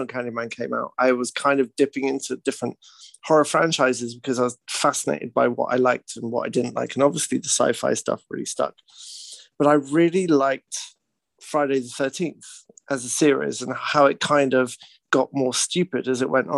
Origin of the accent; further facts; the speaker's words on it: United Kingdom; now in British Columbia, Canada; I'm British.